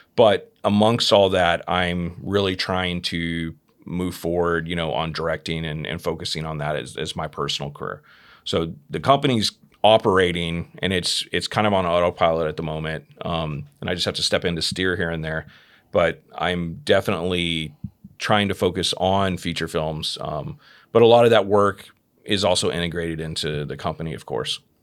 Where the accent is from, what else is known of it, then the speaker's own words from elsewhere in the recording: Fort Worth, Texas, United States; moved away; I'm originally from from Texas, right? Mm-hmm. From Dallas, Texas. Uh, well, Fort Worth, Texas